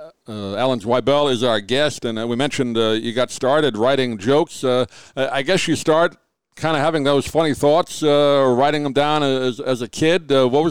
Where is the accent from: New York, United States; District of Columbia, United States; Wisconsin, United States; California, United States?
New York, United States; Long Island; also born or lived in Floral Park; I grew up in Long Island.